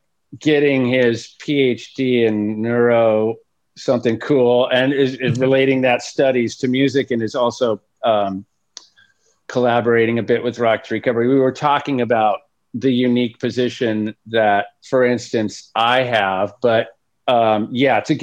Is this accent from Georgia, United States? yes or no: no; Fullerton, California, United States; also born or lived in Texas; We grew up in the same town, Fullerton